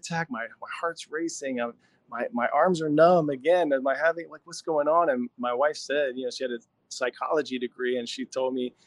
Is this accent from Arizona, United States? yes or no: no; Pennsylvania, United States; I grew up in Pennsylvania, where football is like religion, a football hotbed